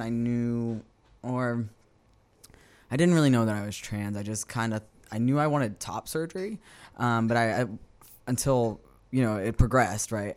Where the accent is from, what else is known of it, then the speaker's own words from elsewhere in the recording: West Bank, Louisiana, United States; I am born and raised, uh, on the West Bank